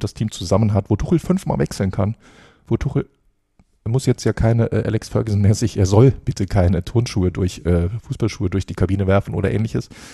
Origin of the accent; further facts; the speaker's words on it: Saarland, Germany; bei uns im Saarland